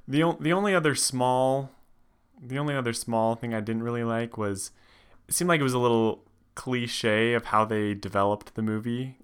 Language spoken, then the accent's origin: English; Reno, Nevada, United States; I grew up in Nevada, in Reno